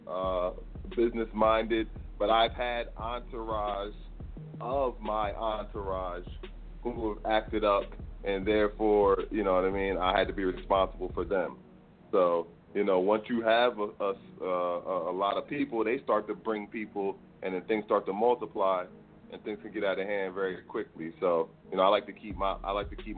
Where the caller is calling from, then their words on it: Bloomfield, New Jersey, United States; also born or lived in New Brunswick; I'm calling from New Jersey